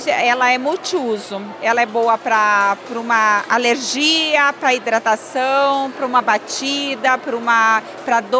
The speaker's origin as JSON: {"language": "Portuguese", "town": "Cascavel", "region": "Paraná", "country": "Brazil", "said": "Sim, nós somos aqui de Cascavel."}